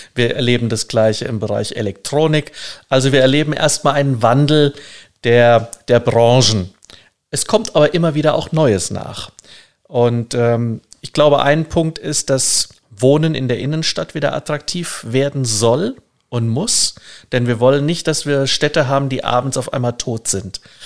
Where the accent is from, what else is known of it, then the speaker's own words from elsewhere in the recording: Germany; wir sind als Deutsche